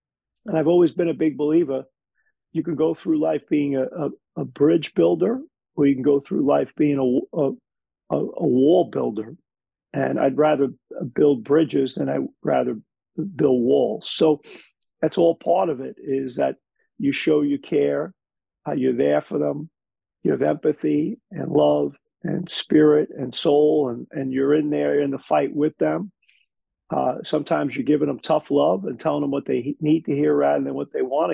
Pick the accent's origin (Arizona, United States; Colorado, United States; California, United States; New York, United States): New York, United States; New York City; moved away as an adult; now in Toronto, Canada; growing up in Brooklyn, there were some challenging situations in a challenging place.